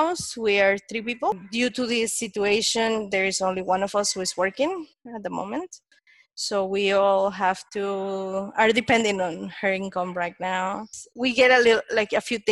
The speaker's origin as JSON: {"language": "English", "country": "Panama", "said": "I'm from Panama. I'm here in Panama City."}